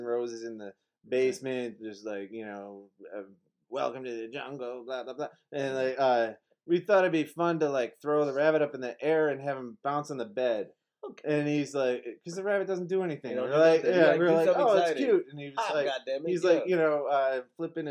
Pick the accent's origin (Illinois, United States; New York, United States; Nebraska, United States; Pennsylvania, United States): Illinois, United States; Park Ridge; I was from Park Ridge